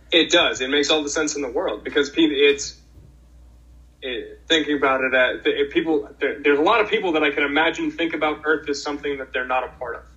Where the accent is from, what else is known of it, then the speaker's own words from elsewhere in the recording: Boston, Massachusetts, United States; moved away; also born or lived in Pacific Northwest; I grew up in Boston, Massachusetts